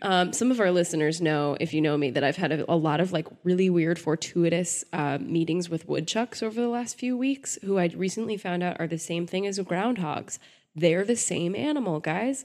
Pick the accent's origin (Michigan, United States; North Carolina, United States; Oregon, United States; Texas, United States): Texas, United States; I grew up in Texas